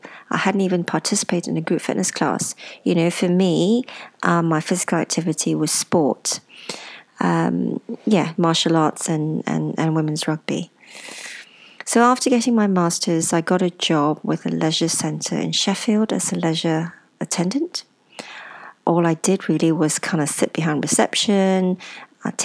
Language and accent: English; Ipoh, Perak, Malaysia; born there; And I was born in Ipoh, a small town in Malaysia.